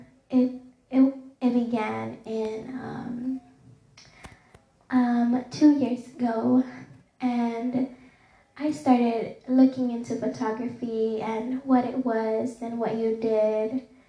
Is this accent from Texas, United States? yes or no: yes; Dallas, Texas, United States; I have grew up in the city of Dallas, and it's my hometown. I was also born in Parkland Hospital in downtown Dallas